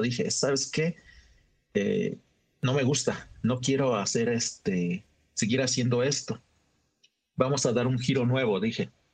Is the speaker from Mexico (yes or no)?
yes; Oaxaca, Mexico; soy un fotógrafo de la ciudad de Oaxaca